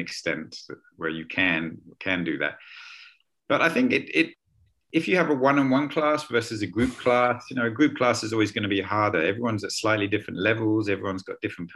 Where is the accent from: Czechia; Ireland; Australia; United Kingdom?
United Kingdom; London; moved away as an adult; also born or lived in Chiang Mai, Thailand; now in Leipzig, Germany; I'm originally from London in the UK.